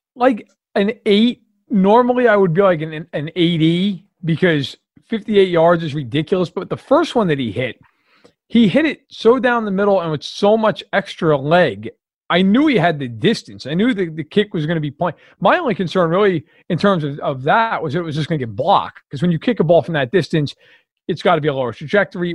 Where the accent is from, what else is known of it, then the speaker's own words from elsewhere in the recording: New York, United States; I grew up in New York